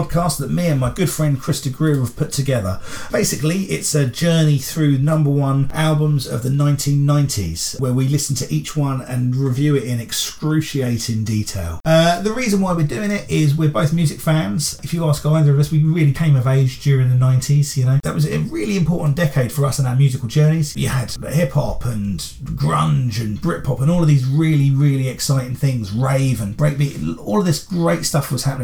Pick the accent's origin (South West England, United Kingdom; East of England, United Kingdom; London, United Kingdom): East of England, United Kingdom; Luton; I'm from Luton